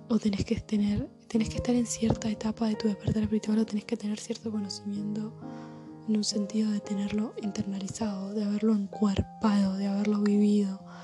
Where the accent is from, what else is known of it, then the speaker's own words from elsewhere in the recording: Buenos Aires, Argentina; nací en Buenos Aires, que vivo en Argentina